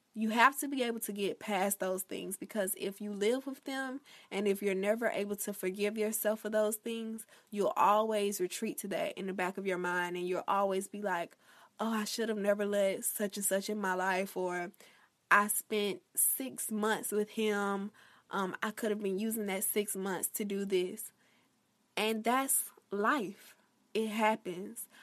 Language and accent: English; Florida, United States; my home state of Florida